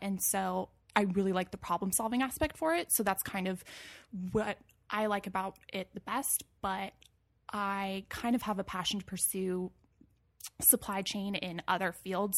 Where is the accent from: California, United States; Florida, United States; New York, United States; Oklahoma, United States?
California, United States; Moorpark; also born or lived in San Luis Obispo, California; now in Los Angeles, United States; I grew up in Moore Park, California, which is in Ventura County, so it's a little bit north of L A, actually